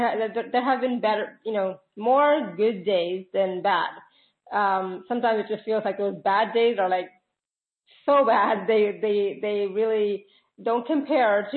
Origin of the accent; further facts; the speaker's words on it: Canada; I'm Canadian